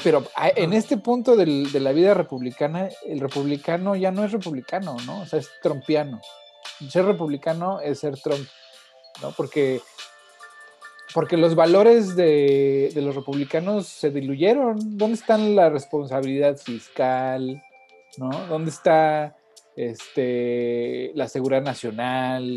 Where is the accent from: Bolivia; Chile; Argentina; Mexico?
Mexico; also born or lived in Portland, United States; now in United States